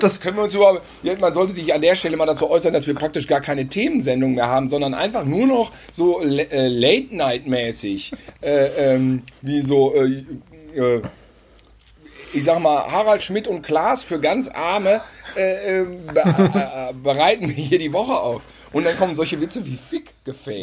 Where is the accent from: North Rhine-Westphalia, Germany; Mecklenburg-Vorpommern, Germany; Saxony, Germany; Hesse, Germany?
North Rhine-Westphalia, Germany; bei uns in Ostwestfalen auf dem Lande auf dem Acker